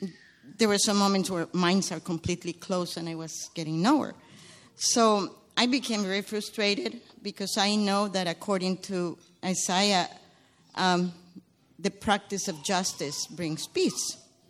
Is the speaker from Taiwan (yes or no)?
no; Guatemala; I come from Guatemala. It's a small country in Central America that is in turmoil.